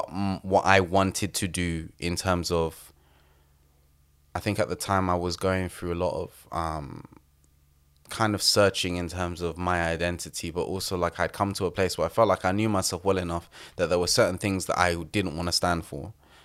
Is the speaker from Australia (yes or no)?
no; London, United Kingdom